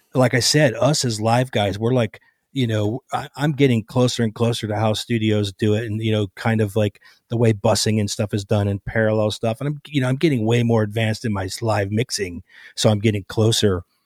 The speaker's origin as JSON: {"language": "English", "town": "Cleveland", "region": "Ohio", "country": "United States", "tie": "born or raised there", "also_born_or_lived": "Los Angeles", "moved": "as an adult", "said": "I grew up in Cleveland, Cleveland area"}